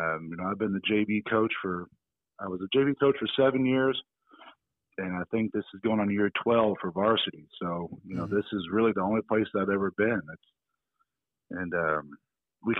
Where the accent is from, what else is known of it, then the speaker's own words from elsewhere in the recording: Sellersburg, Indiana, United States; I grew up in Thelsburg and went to Silver Creek High School.